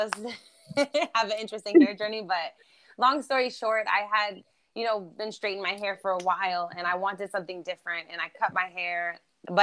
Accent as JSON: {"language": "English", "country": "Germany", "tie": "born or raised there", "also_born_or_lived": "New York", "accent": "East Coast", "first_language": "German", "second_language": "English", "moved": "yes", "lives_now": "Los Angeles, United States", "said": "I live in Los Angeles now. Thank you, by the way. I was born in Germany. So German is my first language"}